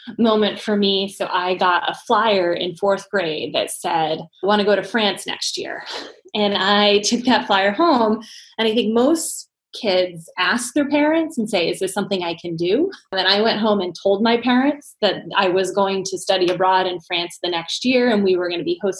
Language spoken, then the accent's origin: English; Ann Arbor, Michigan, United States; now in Boston, United States; growing up in Ann Arbor was a great place to grow up